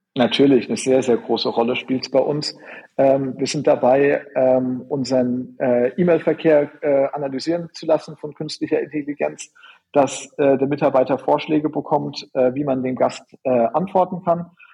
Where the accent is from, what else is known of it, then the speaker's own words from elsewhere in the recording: Germany; also born or lived in Orlando, United States; bei uns in Deutschland